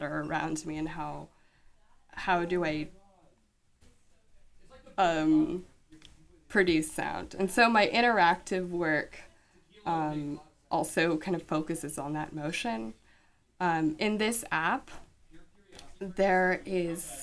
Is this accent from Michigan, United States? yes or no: no; Washington, United States; I grew up in Washington State